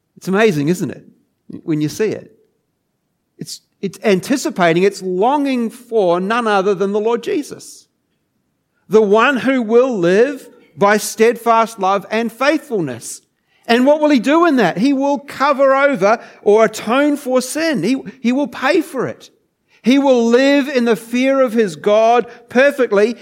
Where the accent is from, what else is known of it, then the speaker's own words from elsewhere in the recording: New Zealand; moved away as an adult; now in Geelong, Australia; I, I grew up in New Zealand